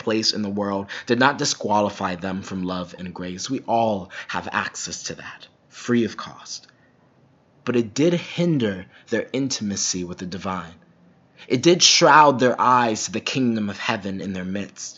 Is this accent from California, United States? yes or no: no; Minnesota, United States; as a Minnesotan